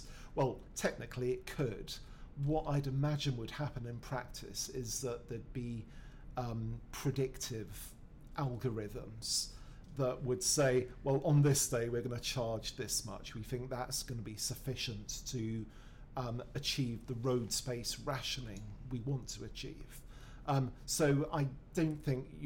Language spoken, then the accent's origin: English; United Kingdom; we're British